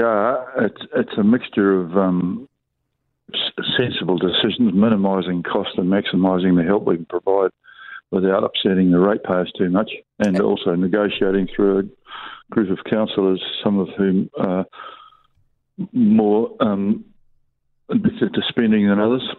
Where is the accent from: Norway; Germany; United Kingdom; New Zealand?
New Zealand; the nature of our country. You know, the, the essence of being a New Zealander